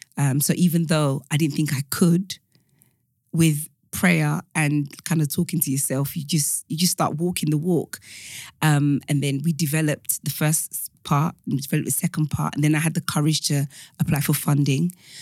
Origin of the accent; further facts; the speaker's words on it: Nigeria; now in United Kingdom; The African story is so broad, because I'm Nigerian.